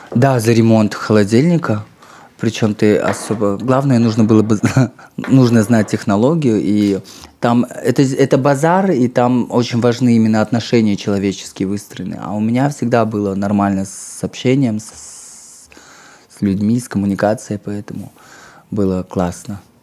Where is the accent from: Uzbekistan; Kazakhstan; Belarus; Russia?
Kazakhstan; я из Казахстана